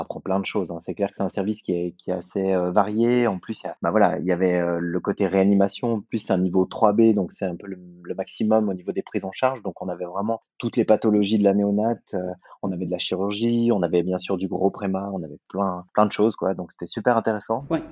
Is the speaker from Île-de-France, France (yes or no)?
no; Saint-Étienne, Auvergne-Rhône-Alpes, France; moved away as an adult; also born or lived in Lyon, France; now in Lausanne, Switzerland; Saint-Étienne, là où j'ai fait ma formation, ce qui est ma ville natale